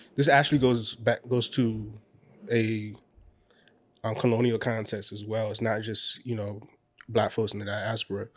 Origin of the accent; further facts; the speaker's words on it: Orangeburg, South Carolina, United States; I'm from Orangeburg, South Carolina